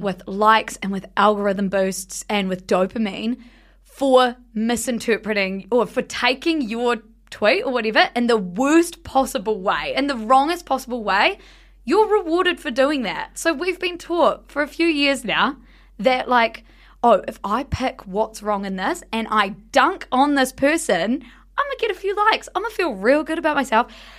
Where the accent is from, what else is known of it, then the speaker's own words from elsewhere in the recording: South Island, New Zealand; we grew up in the South Island